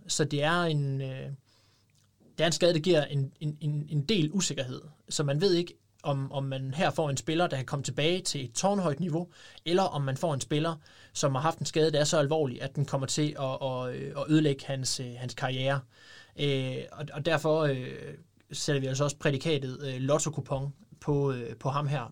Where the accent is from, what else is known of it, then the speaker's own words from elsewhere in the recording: Denmark; en fra Brastrup, som jo næsten er min, ja, det er jo så nærmest min hjemstavn